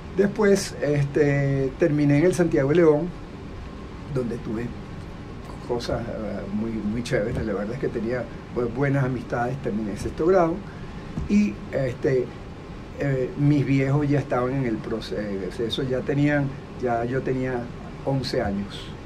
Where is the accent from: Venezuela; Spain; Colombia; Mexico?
Venezuela; also born or lived in Boston, United States; yo me vine a Venezuela